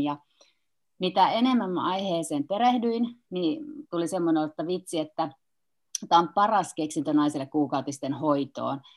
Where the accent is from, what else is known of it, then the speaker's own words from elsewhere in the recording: Kuopio, North Savo, Finland; olen kuopiolainen kynekologi